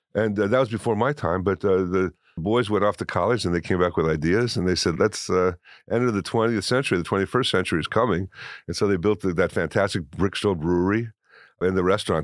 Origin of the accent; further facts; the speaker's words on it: Decatur, Illinois, United States; When I was a boy growing up in Decatur, Illinois